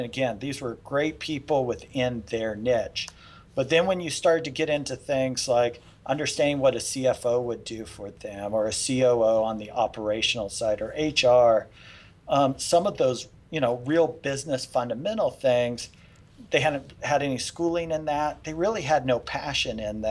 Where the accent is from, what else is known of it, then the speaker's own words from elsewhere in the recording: Las Vegas, Nevada, United States; moved away as an adult; also born or lived in Houston; We grew up in Las Vegas.